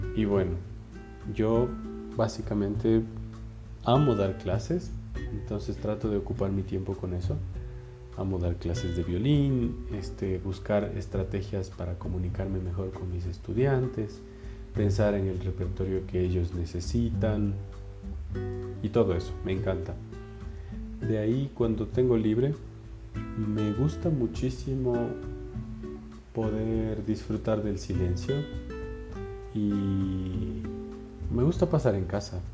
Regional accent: Ibarra, Imbabura, Ecuador; moved away as an adult; now in Quito, Ecuador

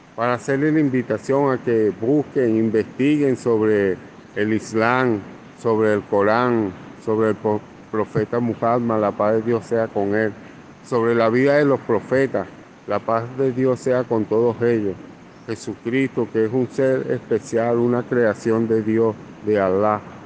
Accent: Venezuela; now in Colombia; soy venezolano, actualmente vivo y trabajo en, Colombia.

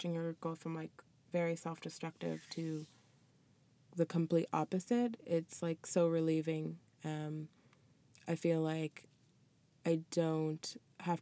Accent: Middle Musquodoboit, Nova Scotia, Canada; also born or lived in Toronto / Ghana / Truro; I grew up in Mill Muscadabit.

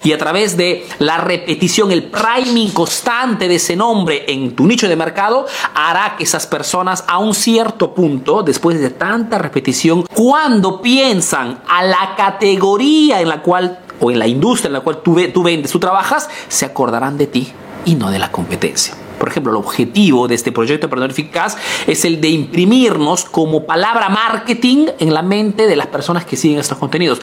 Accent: Peru; now in Italy

